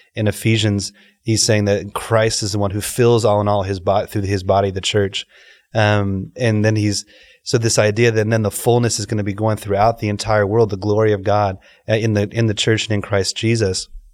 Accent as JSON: {"language": "English", "town": "Dallas", "region": "Texas", "country": "United States", "tie": "born or raised there", "also_born_or_lived": "Los Angeles / Delhi, India", "moved": "as an adult", "lives_now": "Dubai, United Arab Emirates", "said": "born in Los Angeles, grew up in Dallas"}